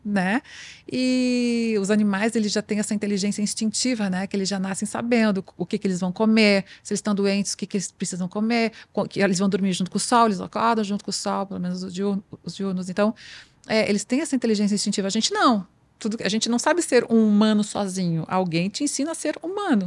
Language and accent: Portuguese; Santa Catarina, Brazil; nasci em Santa, Santa, Catarina, que é o estado que mais produz carne do Brasil